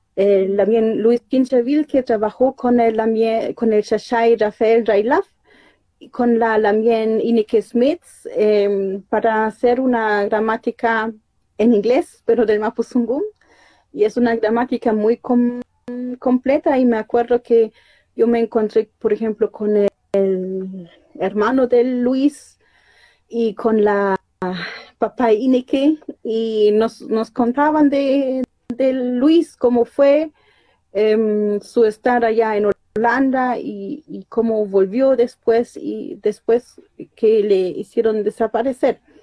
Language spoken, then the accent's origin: Spanish; Germany; moved away as an adult; also born or lived in Panguipulli, Chile; me llevaron para allá y allá crecí toda mi vida, hasta algunos años atrás.